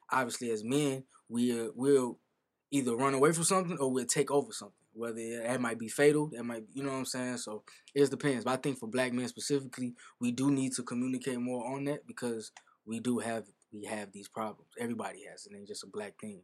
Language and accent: English; Chicago, Illinois, United States; I'm an artist from Chicago.